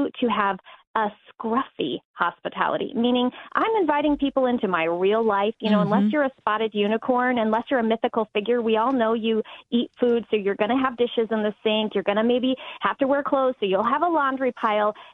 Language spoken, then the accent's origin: English; Phoenix, Arizona, United States; moved away as an adult; now in Minnesota, United States; I'm from Phoenix.